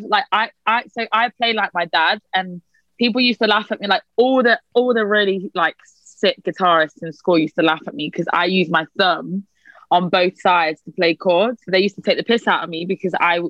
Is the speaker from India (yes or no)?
no; United Kingdom; accent: British; The only thing really that like really British, I think, is like a few sonics, but also the way I speak